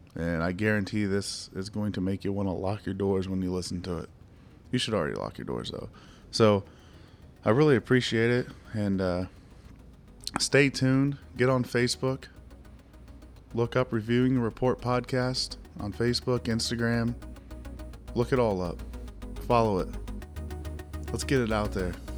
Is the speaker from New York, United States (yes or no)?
no; Ohio, United States; my home state, Ohio